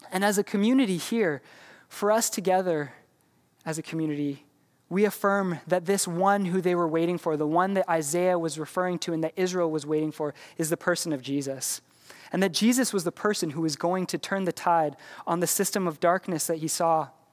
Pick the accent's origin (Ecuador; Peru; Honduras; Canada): Canada; we're Canadian